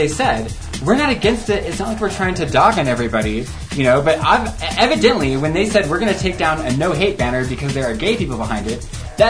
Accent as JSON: {"language": "English", "town": "Riverton", "region": "Wyoming", "country": "United States", "lives_now": "Laramie, United States", "said": "I'm from Riverton, by the way, FYI."}